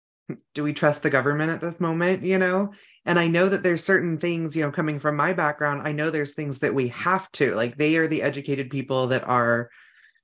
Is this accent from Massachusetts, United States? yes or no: no; Northern California, United States; now in North Idaho, United States; I grew up in Northern California where there was a lot of weed growers back before it was legal